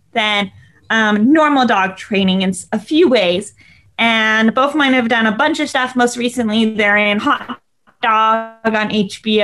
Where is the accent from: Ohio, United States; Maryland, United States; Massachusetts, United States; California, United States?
California, United States; Los Angeles; I grew up in Los Angeles.